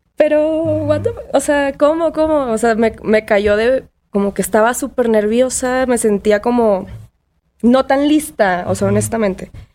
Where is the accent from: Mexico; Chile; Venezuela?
Mexico; Tampico, Tamaulipas; moved away; also born or lived in Monterrey; Crecí en Tampico, una playa tropical.